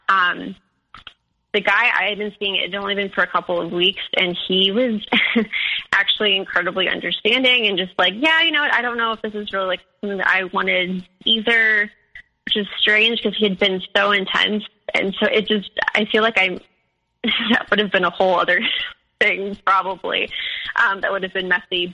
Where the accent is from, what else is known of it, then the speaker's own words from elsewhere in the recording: Chicago, Illinois, United States; moved away; I'm from Chicago